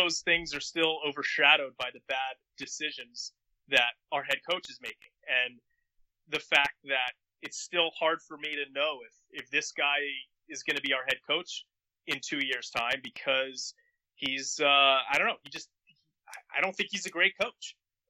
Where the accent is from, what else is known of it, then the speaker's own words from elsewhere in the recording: Philadelphia, Pennsylvania, United States; We're from Philadelphia.